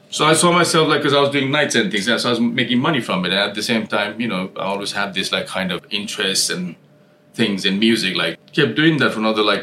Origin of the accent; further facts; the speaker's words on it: Nepal; moved away as an adult; now in London, United Kingdom; I was born and brought up in Nepal and moved out here in 1999